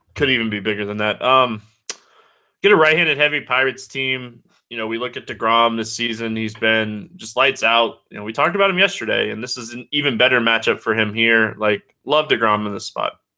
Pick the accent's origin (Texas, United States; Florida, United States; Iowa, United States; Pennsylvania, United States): Florida, United States; DeLand; Deland, like my hometown